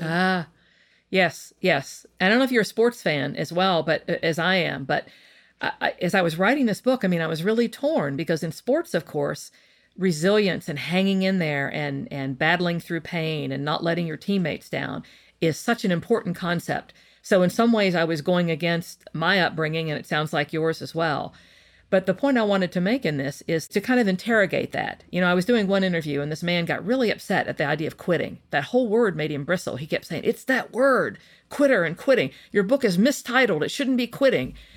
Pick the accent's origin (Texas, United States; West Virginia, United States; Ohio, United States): West Virginia, United States; I come from West Virginia, and I think it's a very hardworking state filled with hardworking people. Maybe that's the West Virginian me talking